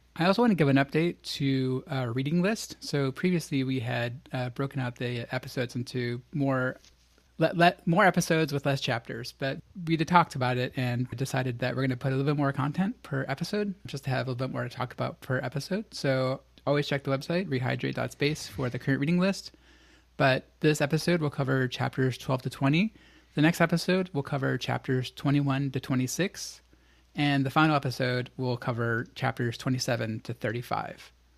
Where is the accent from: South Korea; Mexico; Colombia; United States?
United States; I am an American and a product of American media